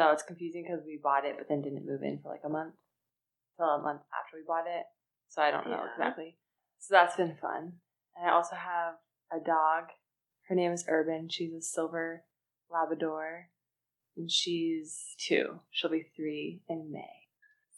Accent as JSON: {"language": "English", "region": "Washington", "country": "United States", "tie": "born or raised there", "also_born_or_lived": "Ontario, Canada", "said": "I was born in Ontario, Canada, but moved in Washington, where we live now, when I was two"}